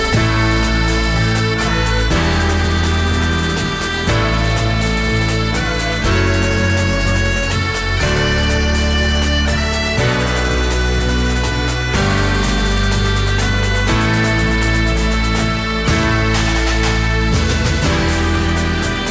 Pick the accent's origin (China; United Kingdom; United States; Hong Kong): United Kingdom; Orkney, Scotland; I come from Orkney, I'm not supposed to speak any Gaelic at all